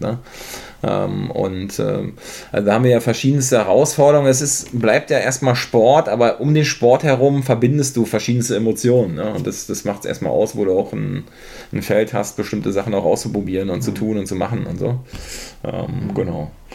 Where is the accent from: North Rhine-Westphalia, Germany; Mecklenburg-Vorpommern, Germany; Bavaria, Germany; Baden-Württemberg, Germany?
Mecklenburg-Vorpommern, Germany; now in Berlin, Germany; Ich selber bin ja aus MacPom.